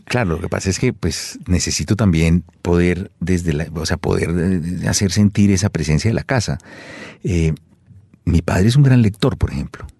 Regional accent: Colombia; soy colombiano

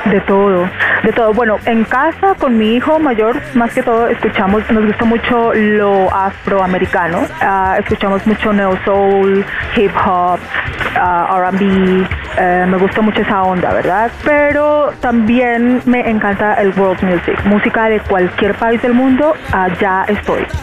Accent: Colombia; moved away; muy emocionada de estar de vuelta en mi país haciendo música

